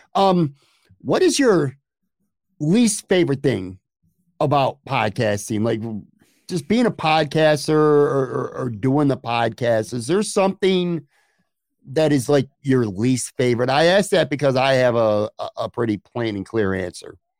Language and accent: English; Buffalo, New York, United States; also born or lived in Lackawanna / Orchard Park / Florida; now in West Seneca, United States; I grew up on the West Side